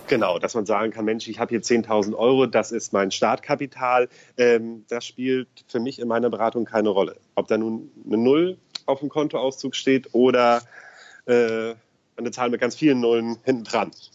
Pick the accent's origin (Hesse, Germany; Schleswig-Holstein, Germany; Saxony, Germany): Schleswig-Holstein, Germany; Eutin; also born or lived in Hamburg; ich ja gebürtig Eutiner bin. Und ich hoffe, mich verurteilt jetzt keiner, dass ich Schleswig-Holsteiner bin